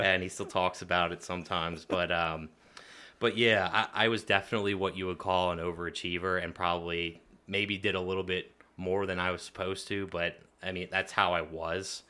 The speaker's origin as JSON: {"language": "English", "town": "Lebanon", "region": "Pennsylvania", "country": "United States", "tie": "born or raised there", "said": "growing up in the middle of Lebanon City was definitely interesting"}